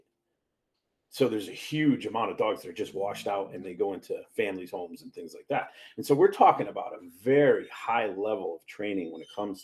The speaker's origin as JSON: {"language": "English", "town": "Hartford", "region": "Connecticut", "country": "United States", "tie": "born or raised there", "moved": "yes", "said": "Where I'm from Hartford, Connecticut. That's where I grew up."}